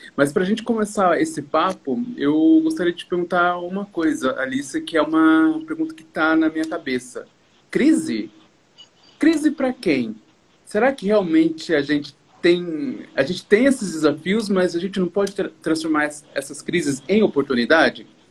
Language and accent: Portuguese; Brazil; nós, empreendedores de forma geral, brasileiros